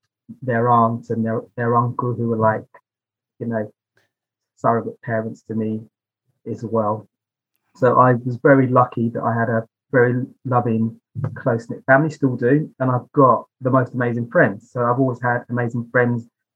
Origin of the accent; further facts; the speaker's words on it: Basingstoke, South East England, United Kingdom; also born or lived in London; I was born in London, but I was raised just outside of London in a place called Basingstoke